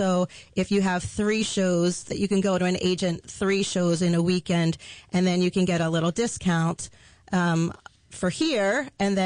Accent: Montgomery County, Maryland, United States; moved away as an adult; also born or lived in New York City; now in Frederick, United States; I grew up in Montgomery County, and my parents bought a house up here in Frederick County 20 years ago. I've been living in New York City

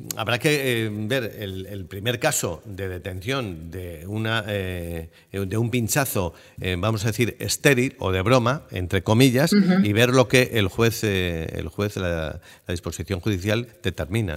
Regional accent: San Sebastián, Basque Country, Spain; yo soy muy donostiarra

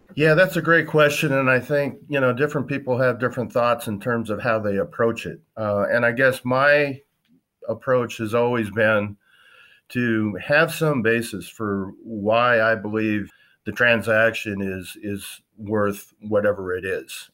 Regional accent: western South Dakota, United States; also born or lived in Wisconsin; I grew up in South Dakota, western part, on a cow-calf ranching operation.

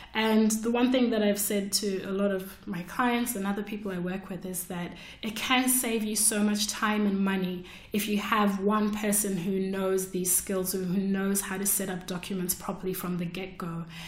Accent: Zimbabwe; moved away as an adult; now in Melbourne, Australia; I came to Australia from Zimbabwe to study architecture.

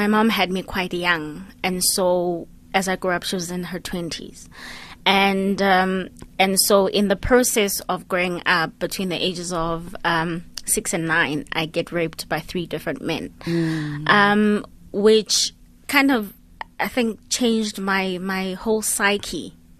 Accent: Grahamstown, Eastern Cape, South Africa; So growing up in Grahamstown, Ekhini, was an interesting kind of roadmap for me, because then I moved around a lot

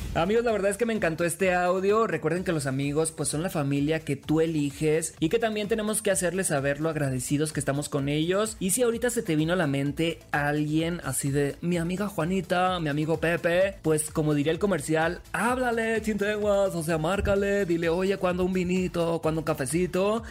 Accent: Sinaloa, Mexico; Soy de Sinaloa

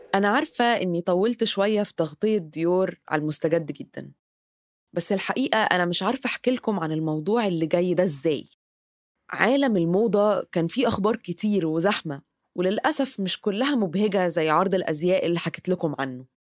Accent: Egypt; كمصرية إن إحنا عندنا تراث عريق

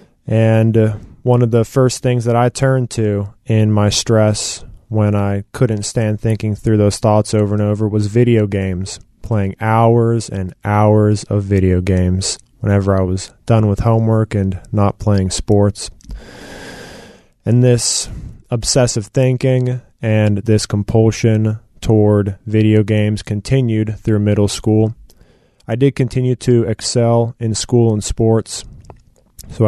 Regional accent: Marietta, Georgia, United States; I was born in Marietta, Georgia, to two loving parents. Grew up with a younger sister and two younger brothers in the house

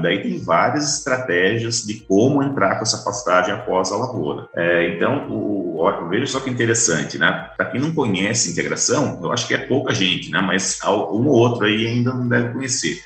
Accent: Taubaté, São Paulo, Brazil; also born or lived in Mato Grosso; now in Campo Grande, Brazil; fui criado em cidade

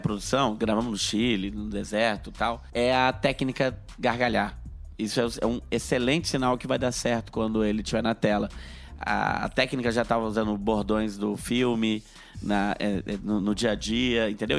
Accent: Brasília, Federal District, Brazil; Eu sou de Brasília, mas o meu bar é no Rio

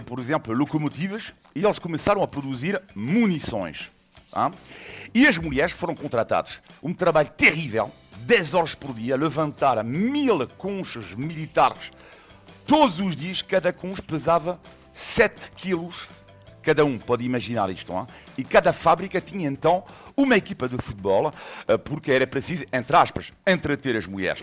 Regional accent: western France, France; Portuguese is a second language; moved away; eu nasci numa cidade em França, uh, no oeste de França

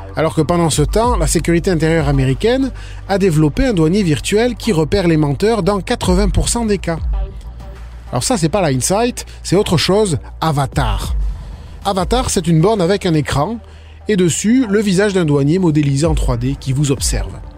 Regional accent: Canada; chez nous au Canada

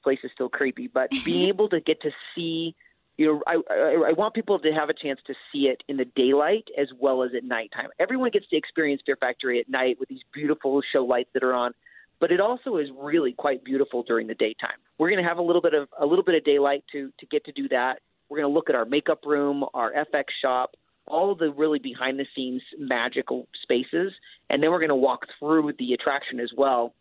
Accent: Layton, Utah, United States; moved away as an adult; also born or lived in Iowa / Boston; I actually grew up here. I grew up in Layton.

